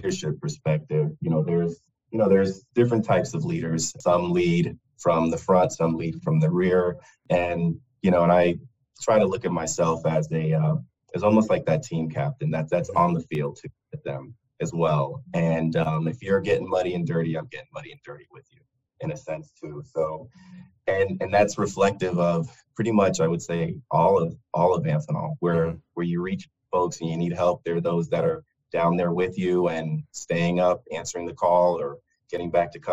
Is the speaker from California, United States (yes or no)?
no; north of Fort Myers, southwest coast of Florida, United States; also born or lived in Brooklyn, New York; grew up on the just on the southwest coast of Florida, just north of Fort Myers